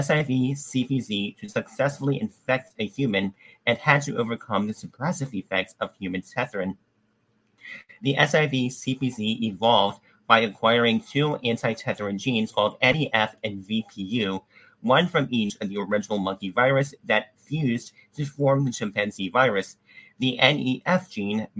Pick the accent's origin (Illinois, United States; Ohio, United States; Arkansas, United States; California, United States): Arkansas, United States; my biological mother was born in Alabama and I was born in Arkansas